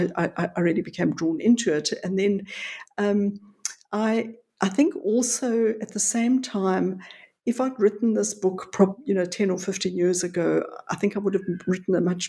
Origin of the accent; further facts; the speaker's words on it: South Africa; also born or lived in Johannesburg; About 70 miles west of Johannesburg, which is in the interior of the country, I was but I've spent most of my adult life in Johannesburg